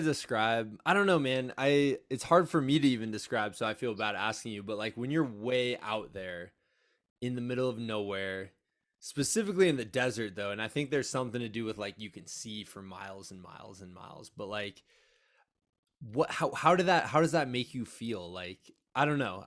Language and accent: English; eastern Iowa, United States; my hometown in, uh, kinda eastern Iowa area